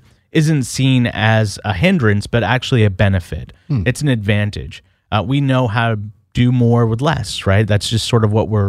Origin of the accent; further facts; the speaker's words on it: California, United States; I grew up in the Bay Area.